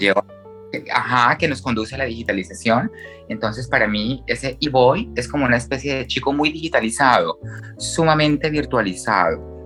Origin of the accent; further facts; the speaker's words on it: Bucaramanga, Santander, Colombia; nací en Bucaramanga, eh, tengo 33 años